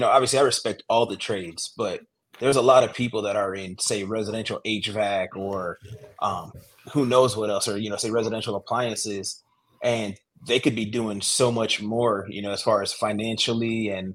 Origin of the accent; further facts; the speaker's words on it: outside of Orlando, Florida, United States; moved away as an adult; also born or lived in Lynchburg, Virginia; now in Greenville, United States; I'm originally from Florida, from outside of Orlando